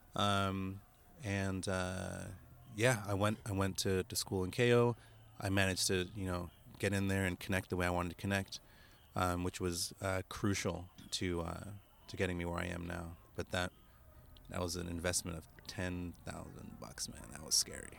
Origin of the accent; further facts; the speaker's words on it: United States; moved away as an adult; now in Japan; I'm an American, or I, yeah, I grew up in America